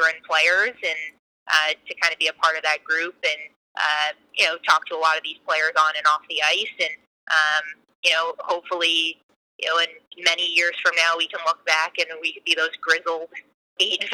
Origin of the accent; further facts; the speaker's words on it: Vancouver, British Columbia, Canada; moved away as an adult; also born or lived in Boston / Connecticut / New Jersey; I grew up in Vancouver, Canada, and went to school all the way on the opposite coast, of the continent.